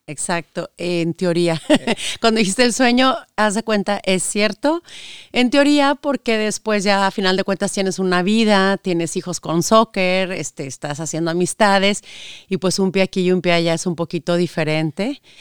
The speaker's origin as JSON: {"language": "Spanish", "town": "Saltillo", "region": "Coahuila", "country": "Mexico", "tie": "born or raised there", "also_born_or_lived": "Monterrey, Mexico", "moved": "as an adult", "lives_now": "United States", "said": "Yo soy de la ciudad de Saltillo, Coahuila, el norte de México. Este, nací, estudié allá"}